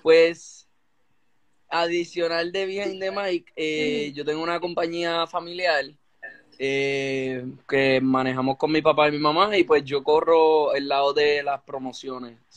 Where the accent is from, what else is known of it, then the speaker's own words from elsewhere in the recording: Bayamón, Puerto Rico; yo toda mi vida en Bayamón, viví como dos años por, por el campo, pero volví para Bayamón de nuevo